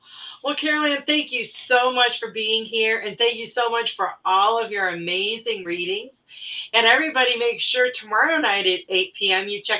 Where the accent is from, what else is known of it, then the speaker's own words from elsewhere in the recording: Michigan, United States; moved away; Yeah, I grew up in Michigan.